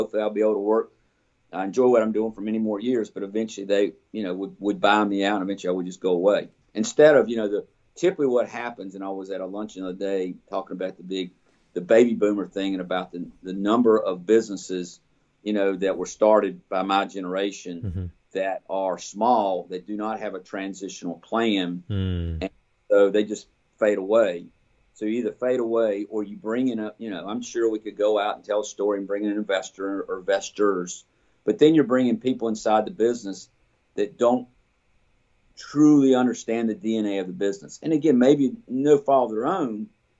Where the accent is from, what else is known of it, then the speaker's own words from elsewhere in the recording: Burlington, North Carolina, United States; I grew up in Burlington